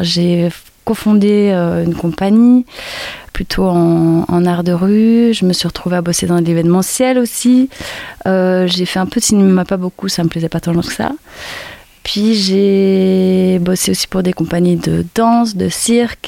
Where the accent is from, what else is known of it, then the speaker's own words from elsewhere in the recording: Brussels, Brussels-Capital Region, Belgium; moved away as an adult; now in Sète, France; je viens de Belgique, de Bruxelles